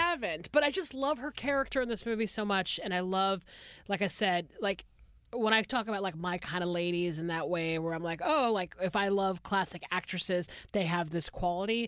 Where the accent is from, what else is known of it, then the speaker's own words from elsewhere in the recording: Atlanta, Georgia, United States; moved away as an adult; now in Los Angeles, United States; I grew up in the Deep South